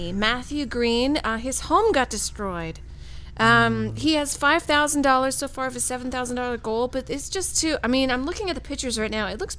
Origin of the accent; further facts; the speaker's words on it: Saudi Arabia; I'm from Saudi Arabia, and it's ingrained in me a bad thing.